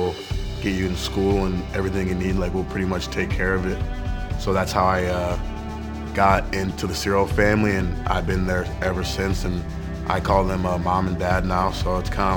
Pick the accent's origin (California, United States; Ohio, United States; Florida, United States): Florida, United States; Jacksonville; I'm from Jacksonville, Florida